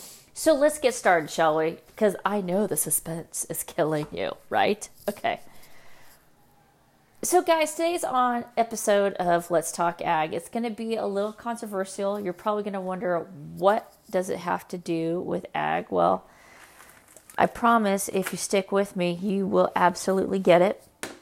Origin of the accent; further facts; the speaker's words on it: California, United States; we're going to talk about the stuff that's going on right here in my home state, California.